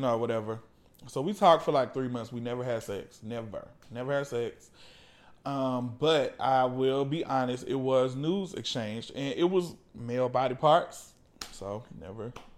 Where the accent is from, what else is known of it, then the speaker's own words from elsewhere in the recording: the South, United States; now in Atlanta, United States; I grew up as a Christian and growing up in the South